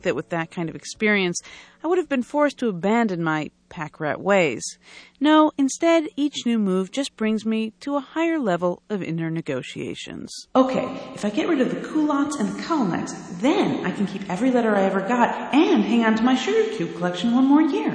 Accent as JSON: {"language": "English", "region": "Illinois", "country": "United States", "said": "I was from Illinois"}